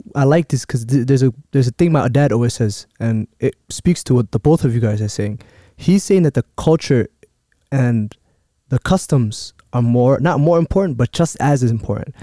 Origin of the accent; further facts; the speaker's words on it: Minneapolis, Minnesota, United States; Growing up in Cedar